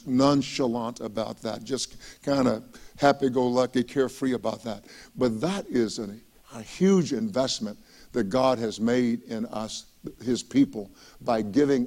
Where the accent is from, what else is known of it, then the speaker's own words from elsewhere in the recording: East Texas, United States; When I was a young boy growing up in East Texas